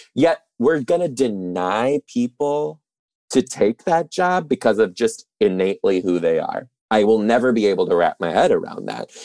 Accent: Detroit, Michigan, United States; I'm originally from Detroit too

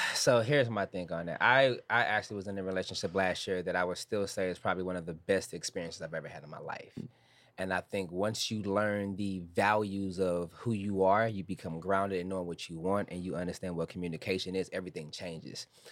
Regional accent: Chicago, Illinois, United States; now in St. Louis, United States; I'm from Chicago originally

